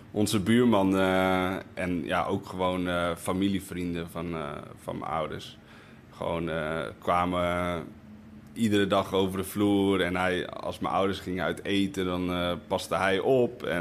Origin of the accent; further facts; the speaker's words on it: Spain; Want ik, ik ben opgegroeid op Spaanse scholen met veel sport